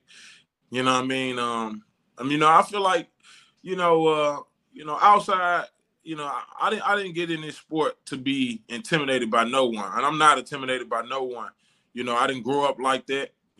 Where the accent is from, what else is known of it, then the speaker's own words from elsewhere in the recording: St. Louis, Missouri, United States; also born or lived in San Diego; I'm from St. Louis, Missouri